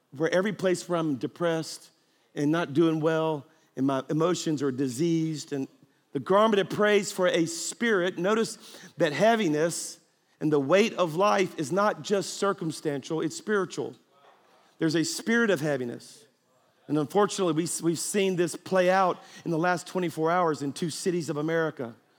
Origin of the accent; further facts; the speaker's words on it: South Louisiana, United States; moved away; I'm actually from South Louisiana, which means I'm a Cajun.